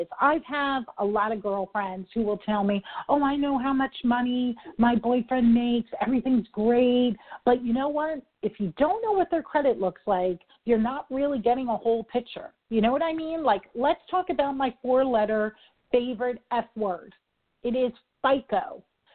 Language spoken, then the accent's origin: English; New York City, New York, United States; I'm a New Yorker